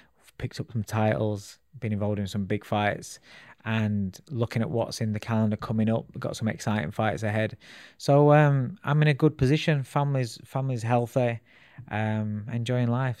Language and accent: English; Sheffield, Yorkshire and the Humber, United Kingdom; also born or lived in Calcutta, India; I grew up in a place called Ecclesfield in Sheffield. So I'm a Sheffield boy.